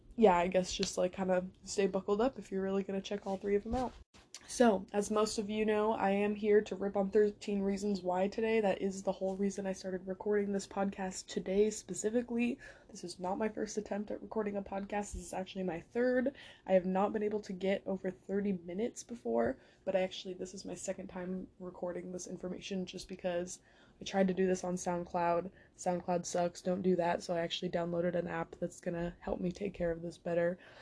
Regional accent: San Jose, California, United States; my hometown in San Jose

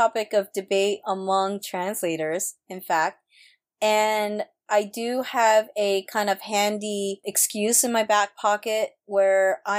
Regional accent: Osaka, Japan; well, I'm from Osaka, so if I decide to use Southern English, then that is my birthright.

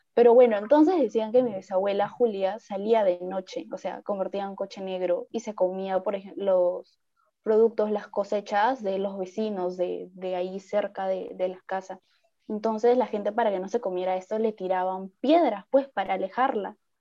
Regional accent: Piura, Peru; yo soy piurana

